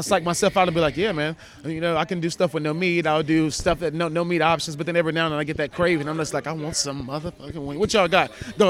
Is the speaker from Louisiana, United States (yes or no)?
yes; Louisiana, United States; I'm from Louisiana